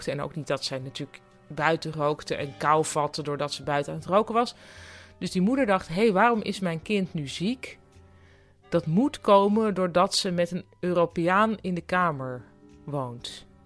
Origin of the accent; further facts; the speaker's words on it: Netherlands; Maar ik was natuurlijk in mijn eentje, want ik kwam uit Nederland.